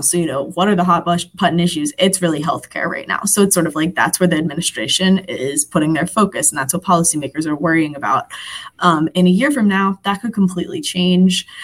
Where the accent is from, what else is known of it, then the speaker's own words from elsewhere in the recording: Philadelphia, Pennsylvania, United States; I'm from Philadelphia